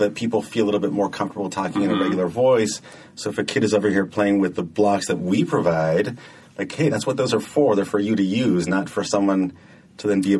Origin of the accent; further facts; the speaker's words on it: San Jose, California, United States; In San Jose.